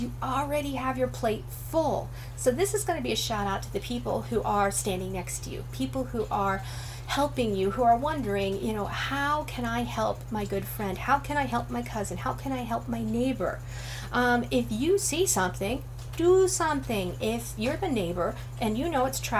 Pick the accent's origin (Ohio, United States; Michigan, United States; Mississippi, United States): Ohio, United States; Northern; I'm from Northern Ohio, Amish country